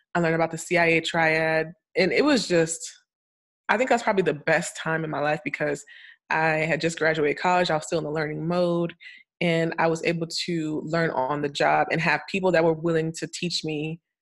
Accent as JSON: {"language": "English", "region": "Florida", "country": "United States", "tie": "born or raised there", "also_born_or_lived": "Bahamas", "moved": "as an adult", "lives_now": "Atlanta, United States", "said": "I'm a Floridian because that's where I lived most of my life"}